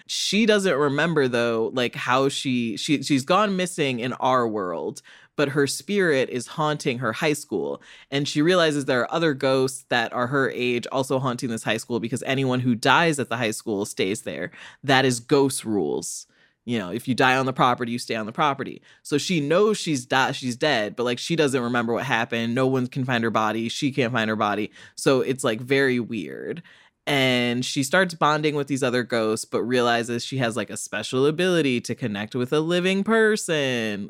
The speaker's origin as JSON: {"language": "English", "country": "United States", "said": "I'm an American child"}